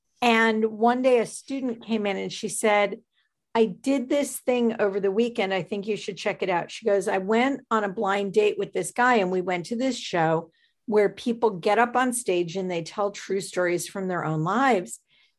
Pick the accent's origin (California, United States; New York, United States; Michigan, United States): New York, United States; Buffalo; now in Connecticut, United States; I grew up in Buffalo. I ended up in New York City where I met my husband, Andrew.